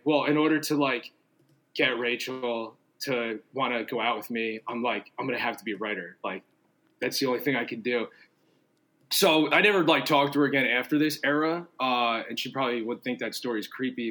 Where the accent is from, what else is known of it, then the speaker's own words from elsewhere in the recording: New York City, New York, United States; also born or lived in New Jersey / Los Angeles; I grew up in Staten Island and then lived in Jersey for like a long time, and then uh, I've lived back in New York for like 12 years now